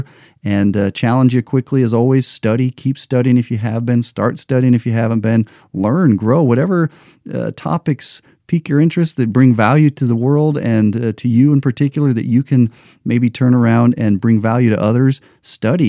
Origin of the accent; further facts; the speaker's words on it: United States; I'm an American